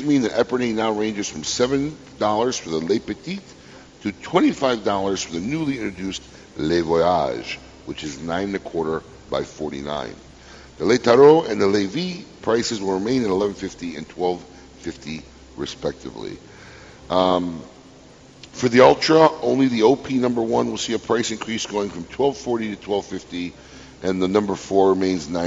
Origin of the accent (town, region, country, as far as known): Chicago, Illinois, United States; born or raised there; now in Florida, United States